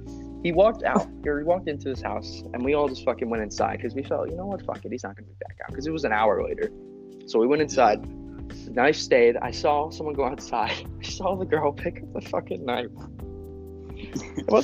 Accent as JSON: {"language": "English", "country": "United States", "said": "I am American"}